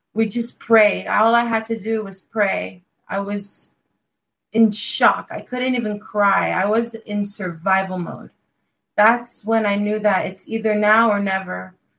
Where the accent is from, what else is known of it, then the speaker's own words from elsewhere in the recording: Los Angeles, California, United States; I'm from Los Angeles, California